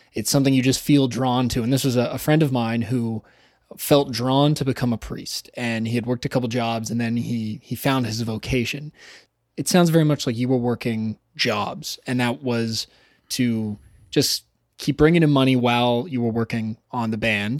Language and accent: English; Toronto, Ontario, Canada; I said, "Toronto."